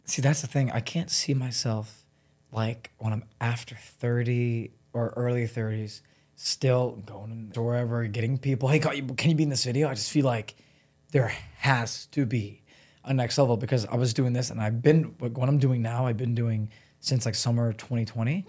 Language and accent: English; Solon, Ohio, United States; moved away as an adult; now in Los Angeles, United States; I grew up in Solon